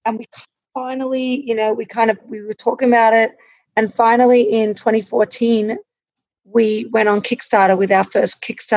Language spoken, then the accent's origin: English; Australia; I grew up in Australia